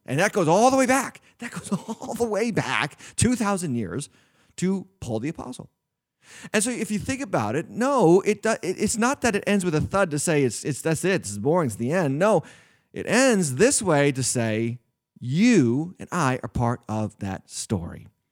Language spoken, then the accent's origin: English; New England, United States; I was raised in the north. I was raised in New England. I've been in New England in my whole life.